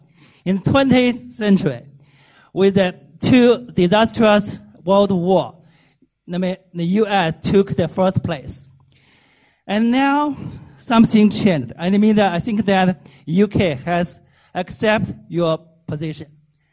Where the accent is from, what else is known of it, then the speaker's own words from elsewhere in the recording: China; moved away; I'm from China, a visiting professor here.